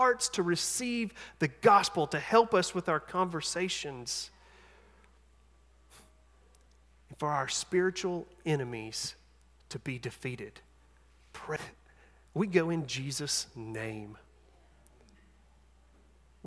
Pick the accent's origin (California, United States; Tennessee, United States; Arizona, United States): Tennessee, United States; East; I'm from East Tennessee